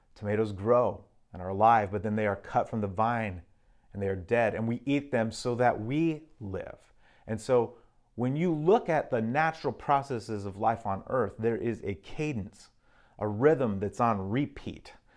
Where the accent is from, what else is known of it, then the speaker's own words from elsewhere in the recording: Arizona, United States; also born or lived in Mexico; now in Seattle, United States; growing up in Arizona